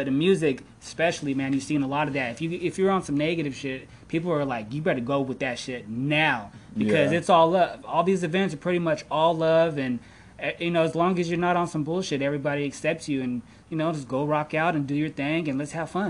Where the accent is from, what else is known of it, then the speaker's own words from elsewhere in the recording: the Valley, California, United States; We're from the Valley.